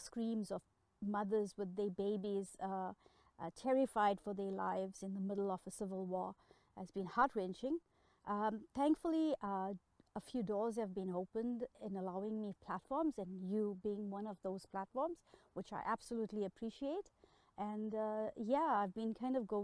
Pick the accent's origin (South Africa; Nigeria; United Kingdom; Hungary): South Africa; Durban, KwaZulu-Natal; moved away as an adult; now in Manitoba, Canada; I grew up, I was born in South Africa, and I grew up through the apartheid system in South Africa.